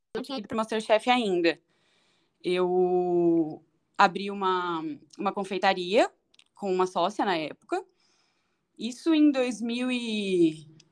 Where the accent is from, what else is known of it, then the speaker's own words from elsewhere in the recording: São Paulo, Brazil; moved away as an adult; Eu nasci em São Paulo, na Zona Norte